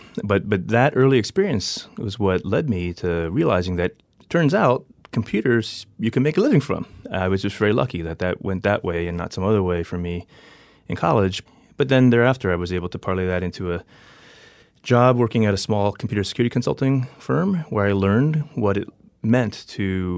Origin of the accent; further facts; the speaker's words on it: District of Columbia, United States; also born or lived in Maryland; So, you know, I grew up in on the East Coast, born and raised in the D.C. area, and then grew up progressively moving closer toward Baltimore.